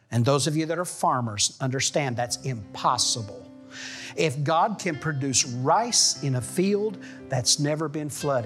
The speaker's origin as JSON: {"language": "English", "region": "Missouri", "country": "United States", "tie": "born or raised there", "also_born_or_lived": "Arkansas", "said": "I grew up in Missouri and Arkansas. And my late teens, we lived near Arkansas."}